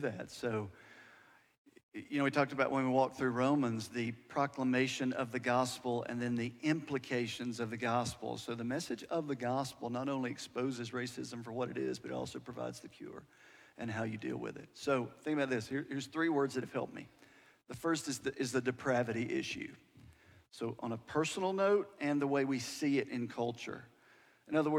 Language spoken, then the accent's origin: English; United States; I'm an American